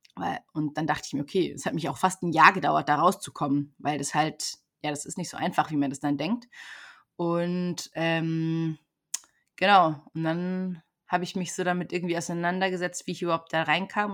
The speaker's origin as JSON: {"language": "German", "country": "Germany", "also_born_or_lived": "Brazil", "moved": "as an adult", "said": "ich komme aus Deutschland"}